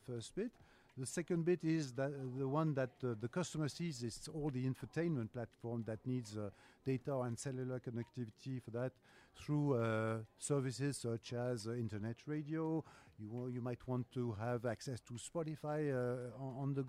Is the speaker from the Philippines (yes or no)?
no; France; accent: French; English is a second language; I am from France, yeah, as my accent says